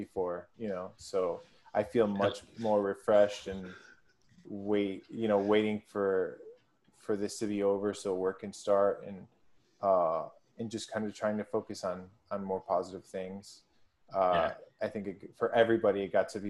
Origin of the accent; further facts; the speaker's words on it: Wisconsin, United States; moved away; I'm from Wisconsin